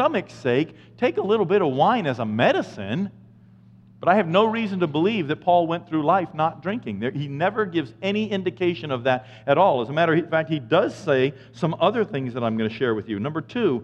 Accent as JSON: {"language": "English", "region": "Maine", "country": "United States", "said": "I'm from Maine"}